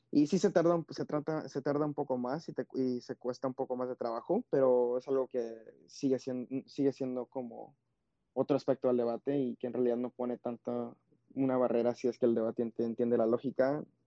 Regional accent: United States; creciendo en los Estados Unidos

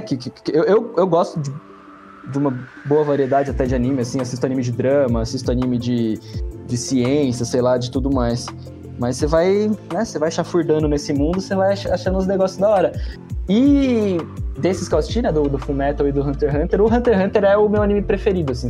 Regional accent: Brazil; como um bom brasileiro ali, né, nascido no meio dos anos 90

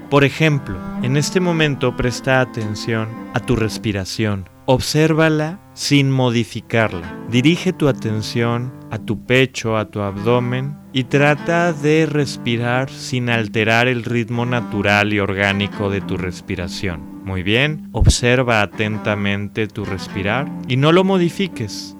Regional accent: Mexico; México y los mexicanos tenemos que aprender

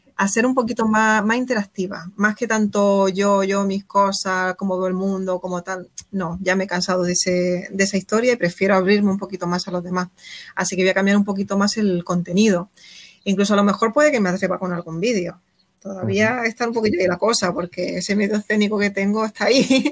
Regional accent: Órgiva, Andalusia, Spain; mi pueblo, en Órgiva, en la Alpujarra

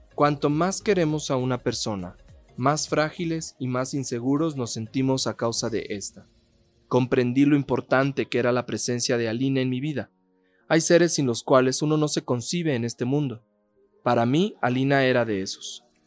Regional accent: Mexico; cómo somos los mexicanos

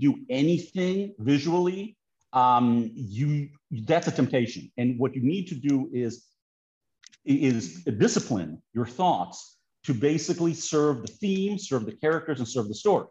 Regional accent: Greece; moved away; I haven't lived in Greece for a very long time

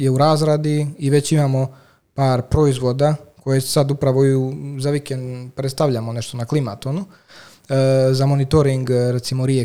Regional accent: Montenegro; also born or lived in Italy / Switzerland; rijeku Crnović odakle sam ja

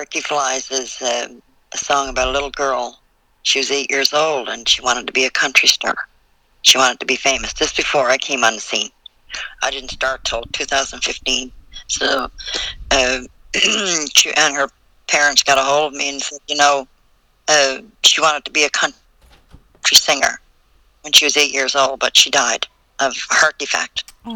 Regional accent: Newfoundland and Labrador, Canada; moved away; I'm originally from Newfoundland, so my slang is really bad

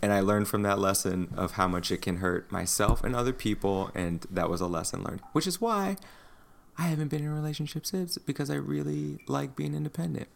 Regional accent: United States; me as an American

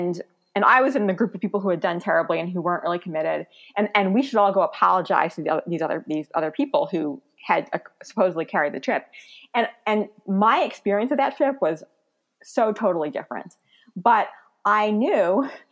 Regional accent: New York City, New York, United States; moved away; I'm from Brooklyn

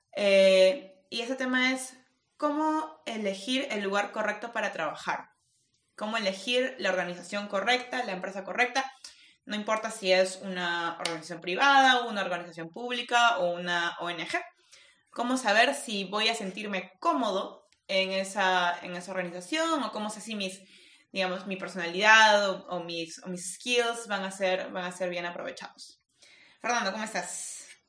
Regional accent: Peru; soy peruana

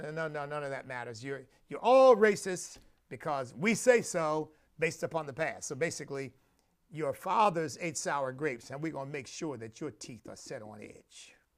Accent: Pennsylvania, United States; moved away; I grew up in Pennsylvania

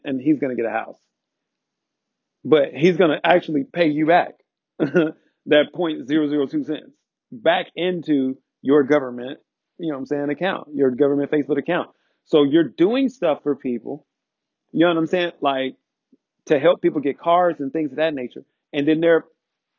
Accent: United States

